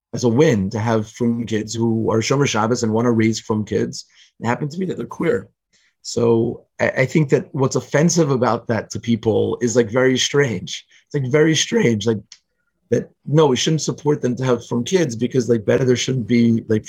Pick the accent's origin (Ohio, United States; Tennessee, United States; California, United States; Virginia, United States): Virginia, United States; Richmond; I grew up in Richmond, Virginia, and it's a pretty conservative place politically